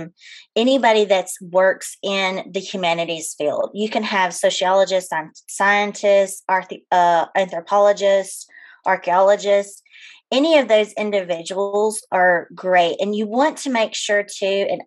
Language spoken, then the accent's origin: English; West Monroe, Louisiana, United States; moved away as an adult; also born or lived in Ozarks, Arkansas; now in Northwest Arkansas, United States; I'm originally from West Monroe, Louisiana. I moved up to the Ozarks 8 years ago